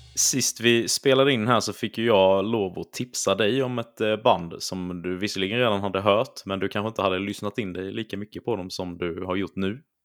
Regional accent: Småland, Sweden; accent: Småländska; mitt härliga småländska uttal

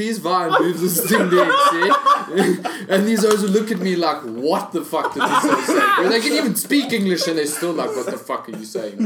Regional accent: Durban, KwaZulu-Natal, South Africa; I am from Durban, and I use a lot of slang

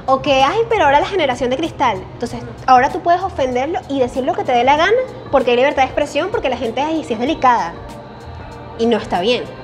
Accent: Venezuela; Y eso pasa mucho con nosotros los venezolanos. Bueno, digo nosotros porque somos venezolanos.

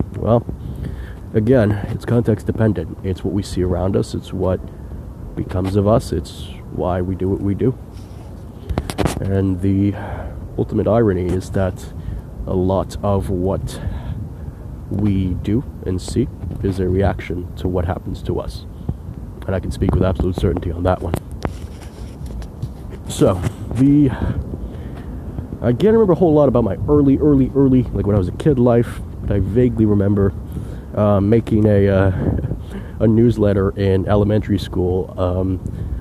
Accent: New York City, New York, United States; I was born and raised in New York City my whole life

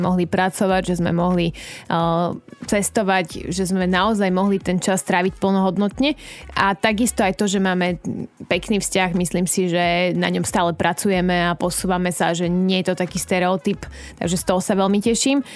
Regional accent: Liptov, Žilina Region, Slovakia; now in Bratislava, Slovakia; bola som doma na Liptove

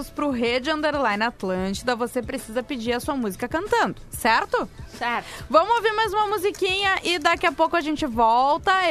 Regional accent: Osório, Rio Grande do Sul, Brazil; Porque eu sou de Osório

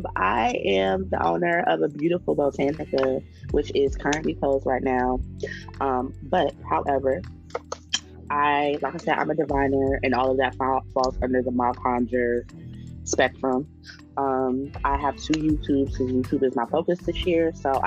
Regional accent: Chesapeake region, United States; I'm a hoodoo from the Chesapeake region, so the Virginia, North Carolina area.

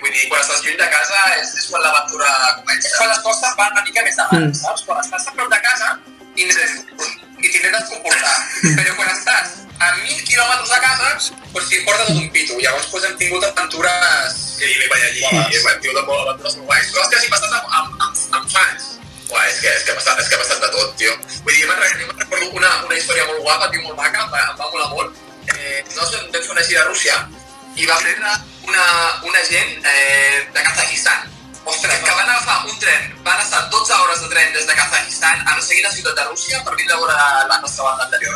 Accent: Vilassar de Dalt, Catalonia, Spain; Jo sóc de Vilassar de Dalt

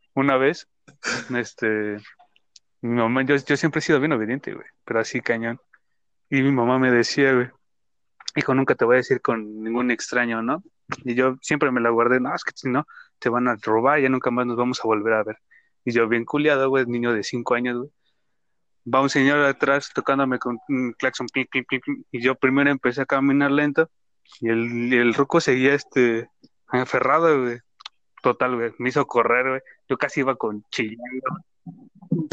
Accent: Mexico; es parte de nuestro folclore mexicano

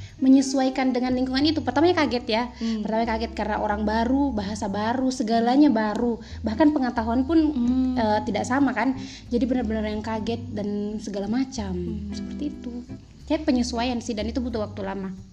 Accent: Tapango, West Sulawesi, Indonesia; also born or lived in Bontang, East Kalimantan; Aku kecilnya di Tapango. Oke. Okay. Iya, Sulawesi Barat, Tapango

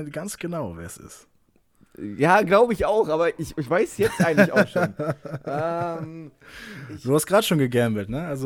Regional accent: Kiel, Schleswig-Holstein, Germany; Die danach wäre, meine Heimatstadt ist Kiel.

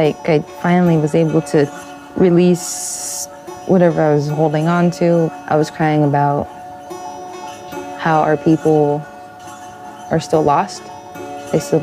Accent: United States; I am from the Villas Reservation

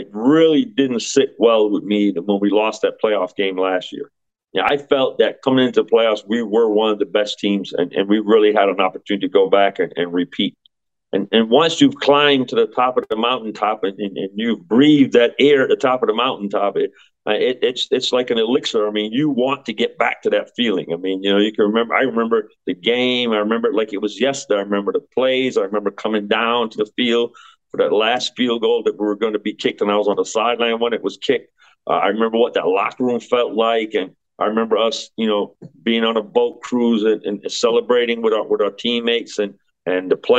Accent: Connecticut, United States; my hometown is Connecticut

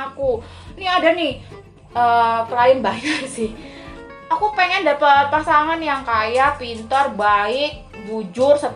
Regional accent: Java, Indonesia; karena kebetulan aku orang Jawa ya makanya kalau di Jawa tuh ada bibit bobot bebet

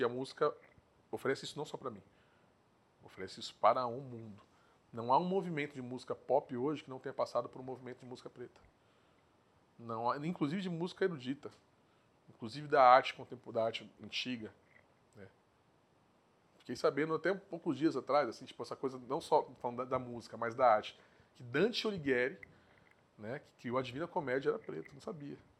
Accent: Guarulhos, São Paulo, Brazil; eu sou nascido e criado em Guarulhos, né? nessa cidade aqui.

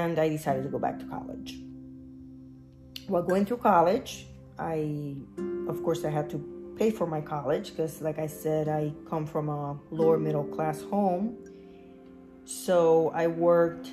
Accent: Luquillo, Puerto Rico; moved away as an adult; now in Florida, United States; I was born and raised in Luquillo, Puerto Rico

